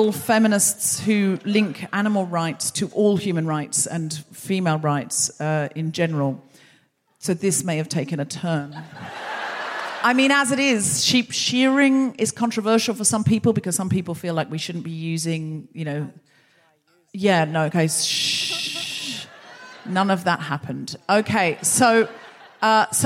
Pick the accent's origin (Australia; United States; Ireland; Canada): Australia; I'm from Australia